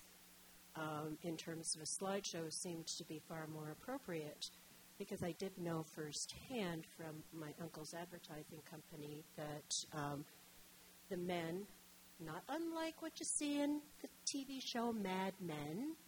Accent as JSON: {"language": "English", "town": "Detroit", "region": "Michigan", "country": "United States", "tie": "born or raised there", "also_born_or_lived": "Guelph, Canada", "moved": "as an adult", "lives_now": "Toronto, Canada", "said": "I grew up in Detroit"}